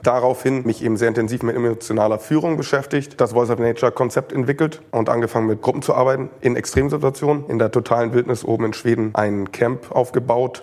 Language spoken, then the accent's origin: German; Hamburg, Germany; Also ich bin ganz normal in Hamburg groß geworden